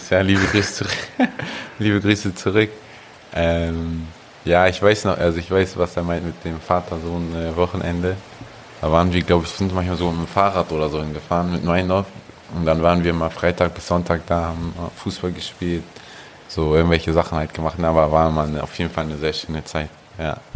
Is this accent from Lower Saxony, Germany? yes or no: no; Hamburg, Germany; Nein, mein, zwischen Meindorf und Volkshof.